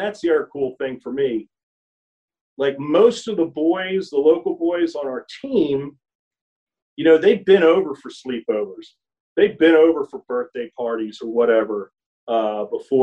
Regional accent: Philadelphia, Pennsylvania, United States; now in Tennessee, United States; growing up in Philadelphia

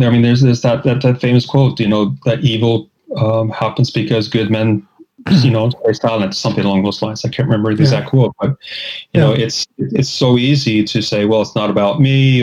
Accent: Minneapolis, Minnesota, United States; born or raised there; moved away as an adult; also born or lived in St. Paul, Minnesota; now in Oslo, Norway

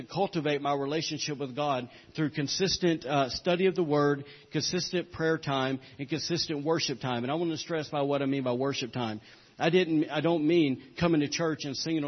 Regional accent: the Bible Belt, the South, United States; accent: Southern; moved away; as you guys can tell by my accent, I didn't grow up around here. I grew up in the Bible Belt

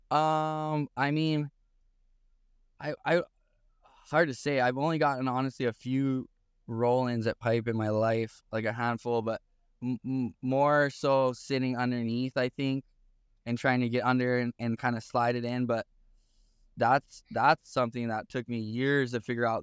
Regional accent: Haiku, Hawaii, United States; also born or lived in Paia, Maui; I was born in Puebla, raised in Haiku, Maui. So my home where I grew up is literally five minutes away from Piahe Jaws

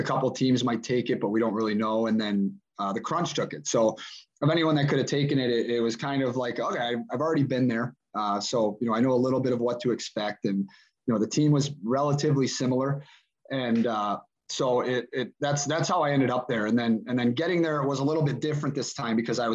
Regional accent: Chicago, Illinois, United States; moved away; growing up in Chicago

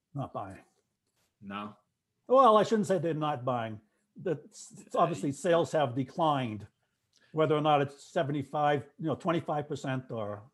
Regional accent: Boston, Massachusetts, United States; I'm the Bostonian

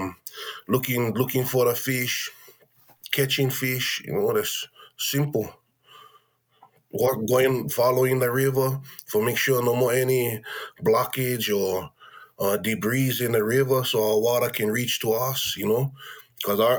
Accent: Keʻanae-Wailuanui, Maui, Hawaii, United States; We was born and raised in that village

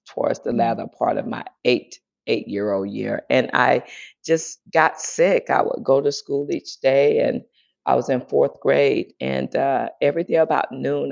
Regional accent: Greenville, South Carolina, United States; born or raised there; moved away; also born or lived in San Diego

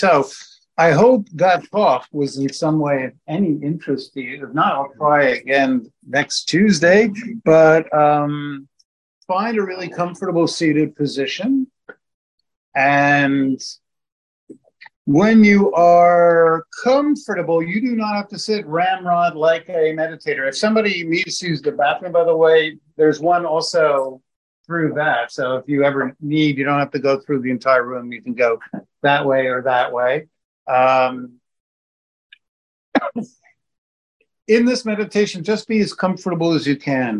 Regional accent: New York, United States; I'm from New York.

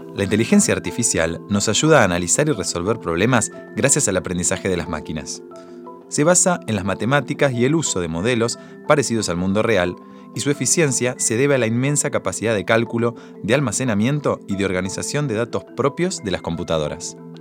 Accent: Argentina

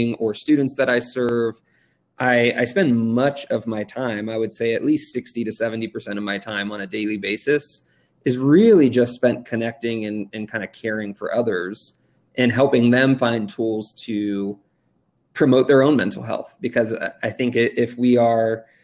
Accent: Redondo Beach, California, United States; moved away as an adult; now in Denver, United States; I grew up in Redondo Beach, California, and it's Southern California

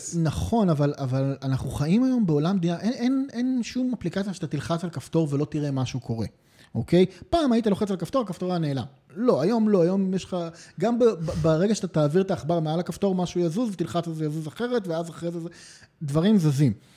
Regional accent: Israel

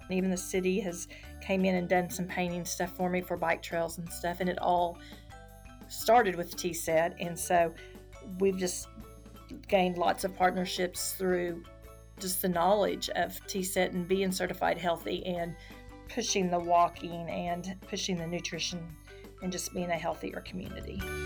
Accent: Tonkawa, Oklahoma, United States; Then I moved to Tonkawa, which is my hometown

